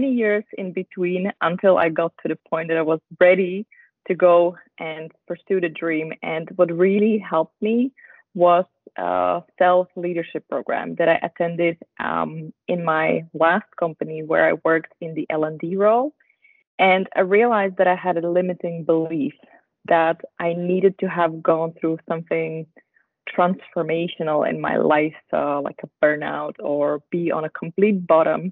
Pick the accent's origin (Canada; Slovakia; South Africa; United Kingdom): Slovakia; also born or lived in Netherlands / Switzerland; now in Basel, Switzerland; I'm originally from Slovakia, married to a Dutch guy, and I live in Basel together with him and our dog